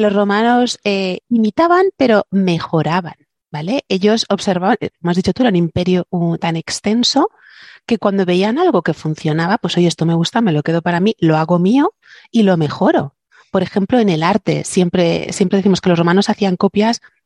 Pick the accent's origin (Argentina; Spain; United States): Spain; southern Spain; aquí en, en mi tierra, la mayoría de las iglesias, bueno, y todo el sur de España